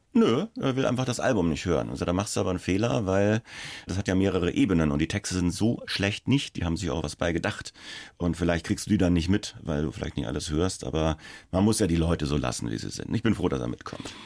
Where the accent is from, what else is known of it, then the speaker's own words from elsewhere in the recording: Schweinfurt, Bavaria, Germany; so eine Radiostation in Schweinfurt, also wo ich herkomme